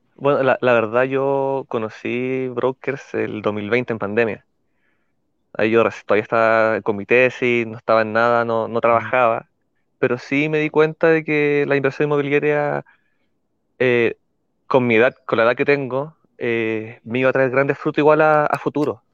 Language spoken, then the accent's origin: Spanish; Santiago, Santiago Metropolitan Region, Chile; also born or lived in Iquique; soy de Santiago, pero estoy ahora trabajando en Iquique.